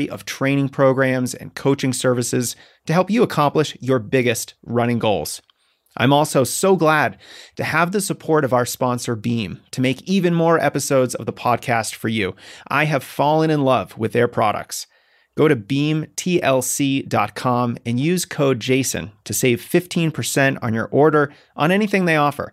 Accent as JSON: {"language": "English", "region": "Massachusetts", "country": "United States", "tie": "born or raised there", "said": "my home state of Massachusetts"}